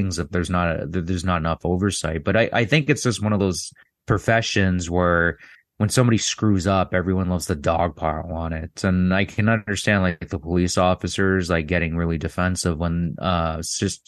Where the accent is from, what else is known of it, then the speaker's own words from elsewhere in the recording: Toronto, Ontario, Canada; where I grew up in Toronto